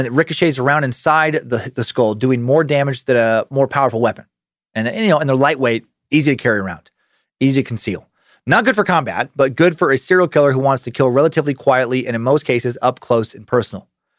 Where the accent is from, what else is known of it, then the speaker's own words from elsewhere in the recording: Montana, United States; I grew up in Montana. Worked at a Chinese restaurant during high school.